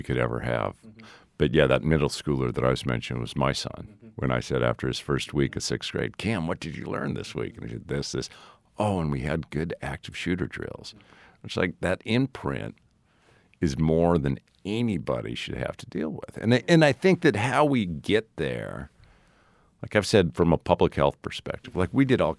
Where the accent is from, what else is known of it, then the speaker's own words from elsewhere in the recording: Helena, Montana, United States; It was probably a little bit harder to do that test in New York than it was in Helena, Montana, when I was being raised.